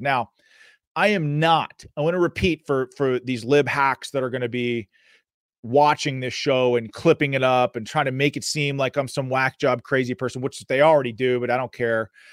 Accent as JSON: {"language": "English", "town": "Pittsburgh", "region": "Pennsylvania", "country": "United States", "tie": "born or raised there", "said": "I'm from Western Pennsylvania, from the Pittsburgh area, born and raised, fourth generation."}